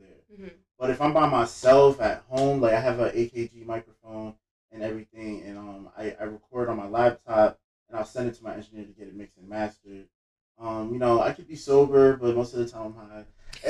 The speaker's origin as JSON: {"language": "English", "town": "Roselle", "region": "New Jersey", "country": "United States", "tie": "born or raised there", "also_born_or_lived": "Elizabeth, New Jersey / Linden, New Jersey / Union, New Jersey", "said": "I was born in Elizabeth, raised in Roselle, lived all over Union County"}